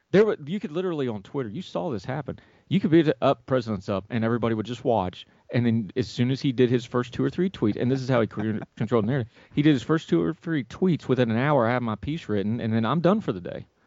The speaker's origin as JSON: {"language": "English", "region": "West Virginia", "country": "United States", "tie": "born or raised there", "said": "My home state of West Virginia"}